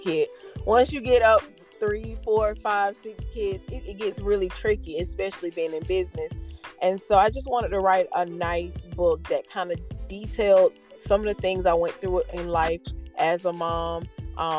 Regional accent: Albany, Georgia, United States; I grew up about 3 hours south of Atlanta, hour north of Tallahassee, in a place called Albany

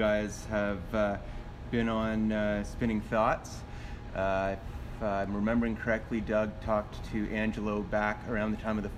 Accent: Canada; I am the Canadian contributor

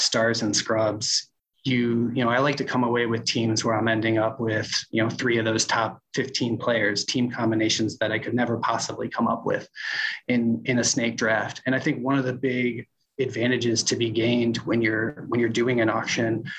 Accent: Chicago, Illinois, United States; I grew up in Chicago as a Chicago Bears fan

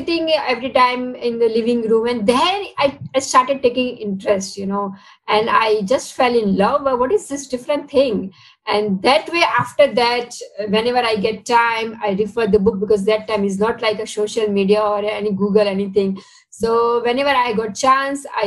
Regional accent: Ahmedabad, Gujarat, India; moved away as an adult; now in Singapore; Originally, I'm from Ahmedabad, Gujarat, and I moved to Singapore around 10 years back

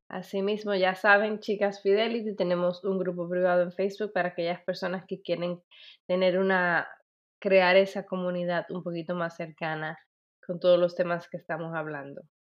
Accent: Dominican Republic; moved away; que es en mi país, República Dominicana

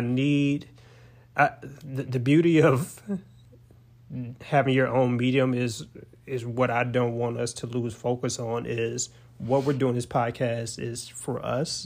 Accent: Forrest City, Arkansas, United States; my whole life, growing up in Forest City, Arkansas

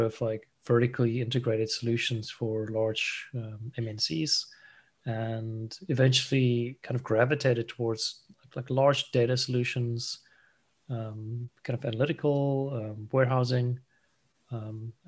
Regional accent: South Africa; moved away as an adult; also born or lived in Asia; I kind of grew up there in South Africa, studied mechatronic engineering

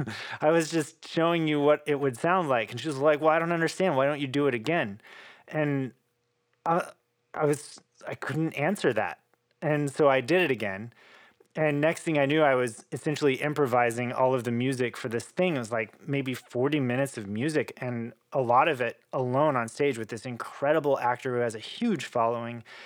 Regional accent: Oklahoma, United States; moved away; I'm this kid from Oklahoma who's probably supposed to be in the rodeo

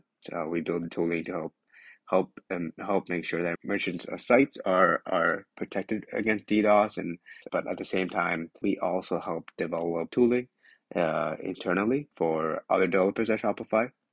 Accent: Canada; moved away as an adult; now in New York City, United States; I'm a Canadian, well, based out of New York City. I just moved here a couple months ago

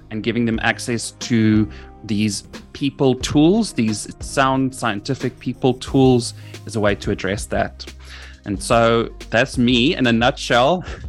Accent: South Africa; also born or lived in United Kingdom / Middle East; I am from South Africa. My accent might sound a bit funny. That's because I've lived in various parts of the world. I am in South Africa at the moment, but I'm educated in the UK.

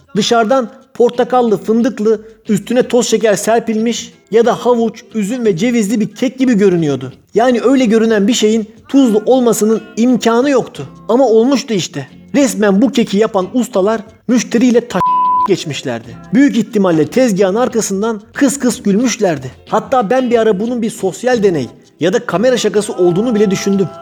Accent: Çemişgezek, Tunceli Province, Turkey; Ben Çemiş Gezekliyim. Benim kendi toprağıma, memleketime dönmem lazım dedim.

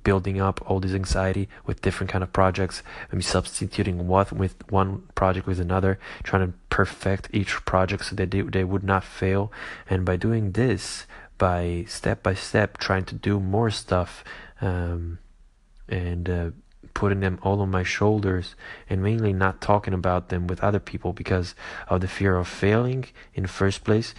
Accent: Caserta, Campania, Italy; moved away; also born or lived in United States; I came back from America to my home country and hometown in Italy, mainly Caserta

